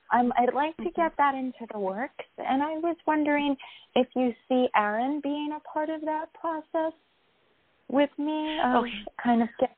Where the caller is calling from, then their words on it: New York, United States; Hi, Catherine. It's … from New York.